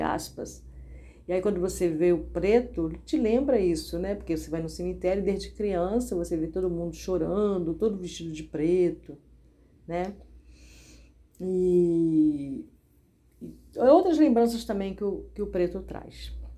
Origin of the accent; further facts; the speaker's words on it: Brazil; Eu não nasci no Brasil por um acaso acidentalmente